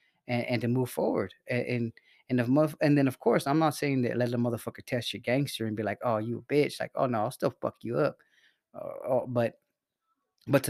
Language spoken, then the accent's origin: English; Salinas, California, United States; I'm from Salinas. I grew up around some gangsters